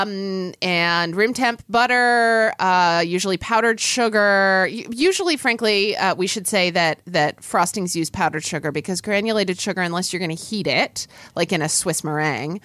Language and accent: English; Oklahoma, United States; growing up in Oklahoma, I, you know, it gets wildly hot there in the summer